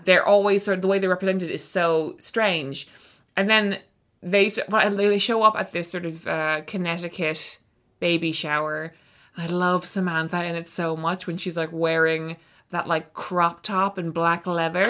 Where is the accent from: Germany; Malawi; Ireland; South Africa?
Ireland; we're both Irish authors